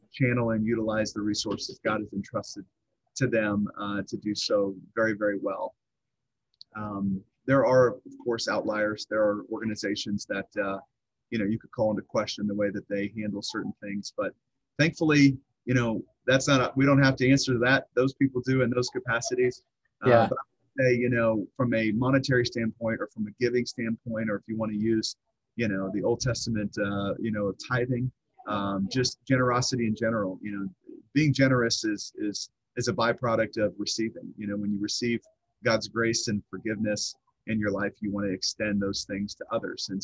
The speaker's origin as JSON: {"language": "English", "region": "Southwest Missouri", "country": "United States", "tie": "born or raised there", "said": "I'm from Southwest Missouri. This is where I stem and grew up."}